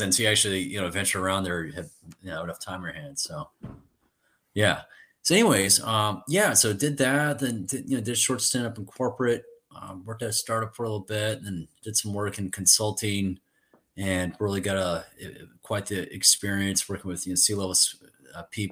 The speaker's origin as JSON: {"language": "English", "town": "Danville", "region": "Illinois", "country": "United States", "tie": "born or raised there", "also_born_or_lived": "Milwaukee, Wisconsin", "moved": "as an adult", "said": "I grew up in Danville, Illinois, farming industry, kind of, you know, small town"}